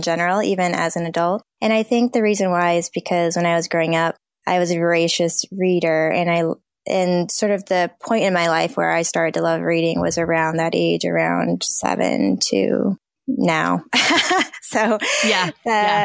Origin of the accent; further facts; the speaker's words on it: Southern California, United States; I grew up in Southern California